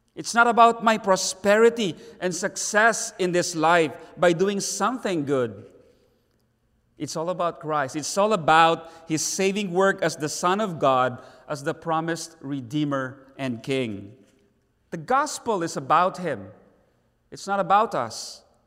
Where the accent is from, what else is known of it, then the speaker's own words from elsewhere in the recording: Davao City, Davao Region, Philippines; in our own city, Davao City.